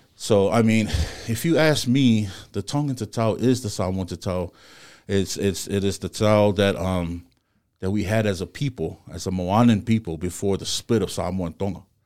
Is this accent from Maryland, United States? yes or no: no; Compton, California, United States; I'm born and raised in Compton.